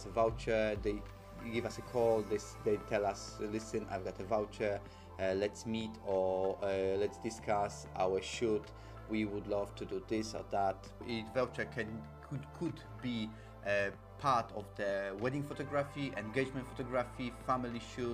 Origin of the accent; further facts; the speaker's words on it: Poland; now in London, United Kingdom; We are purely made in Poland, 100% Polish, live in London